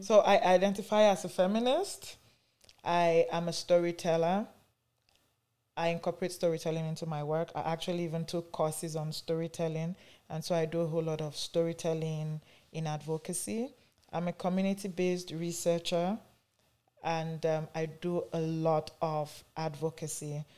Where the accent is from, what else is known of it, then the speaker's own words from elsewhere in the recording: Nigeria; now in Canada; I am from Nigeria, though I live in Canada here.